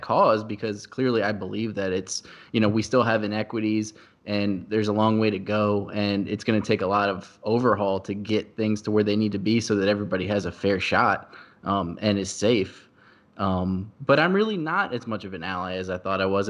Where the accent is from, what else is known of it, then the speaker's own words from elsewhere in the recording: Louisa County, Virginia, United States; I grew up in Louisa County